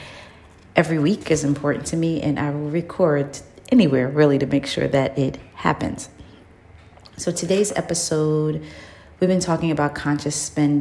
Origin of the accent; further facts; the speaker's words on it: New York City, New York, United States; as a child growing up in New York City